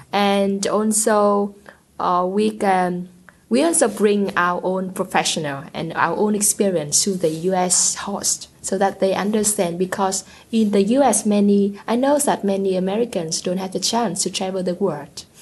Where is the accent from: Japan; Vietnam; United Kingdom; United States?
Vietnam; I'm from Vietnam, a uh, South Asian country